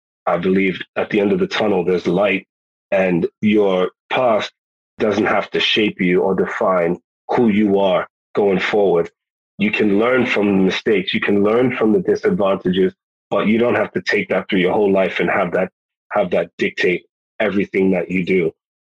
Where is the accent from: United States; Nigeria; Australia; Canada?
United States; New York City, New York; born there; also born or lived in United Kingdom / Ghana / Virginia; now in Texas, United States; I mean, I was born in New York City. My folks are Jamaican. Half my family is American. Then I've got the time that I spent in the UK, time that I spent in Ghana, West Africa, time that I spent in Virginia, time that I've spent here in Texas.